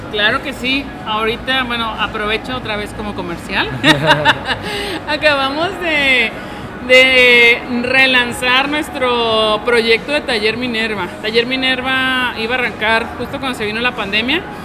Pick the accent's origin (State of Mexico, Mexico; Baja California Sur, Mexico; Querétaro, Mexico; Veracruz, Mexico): Baja California Sur, Mexico; La Paz; now in Guadalajara, Mexico; yo soy originaria de La Paz